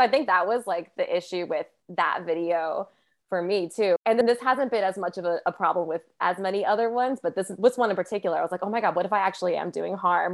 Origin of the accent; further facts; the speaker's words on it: New Haven, Connecticut, United States; moved away as an adult; now in Philadelphia, United States; I grew up in New Haven